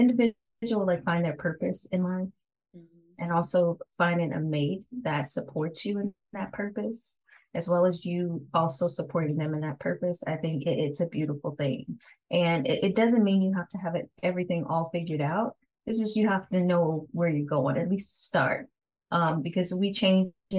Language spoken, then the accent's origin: English; Kansas City, United States; moved away as an adult; now in Aberdeen, United States; I'm actually from the Kansas City area, born and raised, but I reside in Maryland right now.